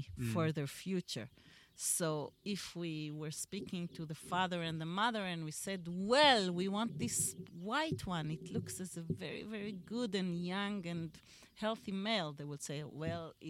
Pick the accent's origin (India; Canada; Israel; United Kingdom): Israel; we are people from Israel